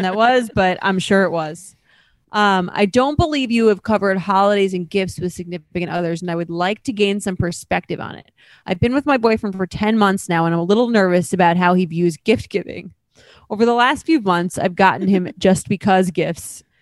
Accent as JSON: {"language": "English", "area": "Long Island", "region": "New York", "country": "United States", "lives_now": "New York City, United States", "said": "I'm from Long Island, so, and I live in New York City"}